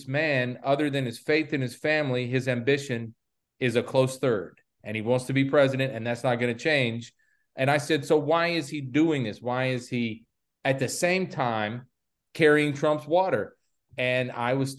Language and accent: English; the South, United States; I grew up in the South